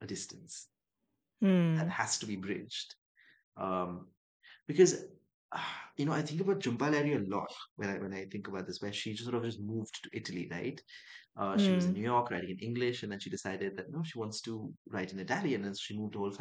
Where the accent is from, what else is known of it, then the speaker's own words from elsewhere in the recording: Dubai, United Arab Emirates; also born or lived in Chennai, India; now in Mumbai, India; I grew up in Dubai, and I grew up in Dubai and Chennai for a bit